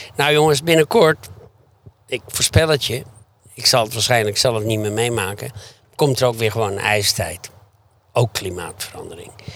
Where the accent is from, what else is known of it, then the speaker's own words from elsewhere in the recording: Beverwijk, North Holland, Netherlands; Ik kom uit Beverwijk. ik werkte vaak op op de tuinderij en de landerij, weet je, gewoon als kind